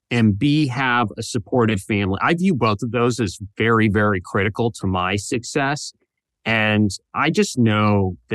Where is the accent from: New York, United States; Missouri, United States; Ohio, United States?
Ohio, United States; Toledo; Yeah, I'm from Toledo, which is northern Ohio, but oh, close enough, right?